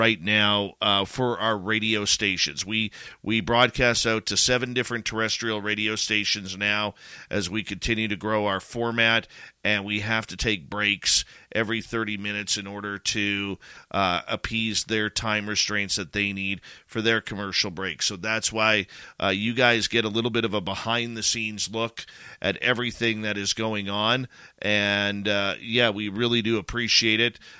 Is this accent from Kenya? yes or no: no; Canada; as a Canadian